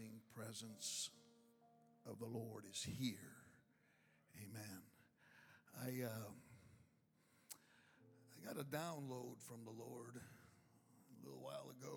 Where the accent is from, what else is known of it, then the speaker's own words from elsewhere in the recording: Chicago, Illinois, United States; I am from Chicago